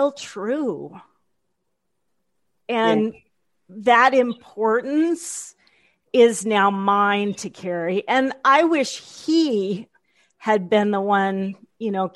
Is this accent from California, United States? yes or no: no; the Midwest, Kansas, United States; being born in Kansas and growing up in the Midwest